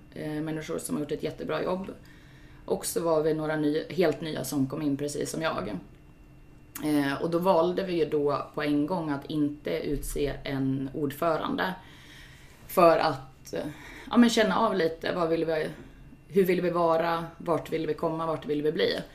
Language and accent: Swedish; Sundsvall, Västernorrland County, Sweden; moved away as an adult; also born or lived in Gothenburg; jag är ju född här i Sundsvall Eh, och har bott i Göteborg, flyttat tillbaks hit för två år sedan. Eh, har gått på GIF-matcher eh, sedan jag var 12 år